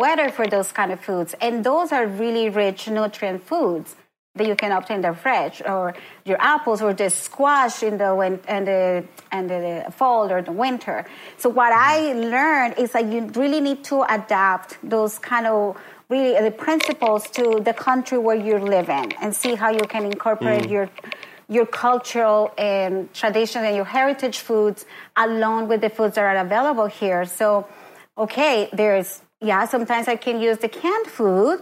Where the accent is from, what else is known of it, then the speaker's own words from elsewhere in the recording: Colombia; now in Oshawa, Canada; I grew up in Colombia